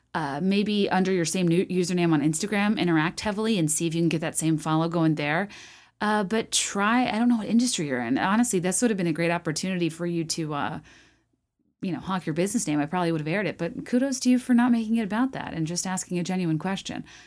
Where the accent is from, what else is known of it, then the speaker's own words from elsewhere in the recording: Richmond, Virginia, United States; where I grew up in Richmond, Virginia